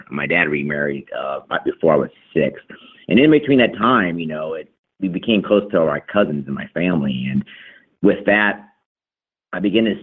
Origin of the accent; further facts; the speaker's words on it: Texas, United States; born or raised there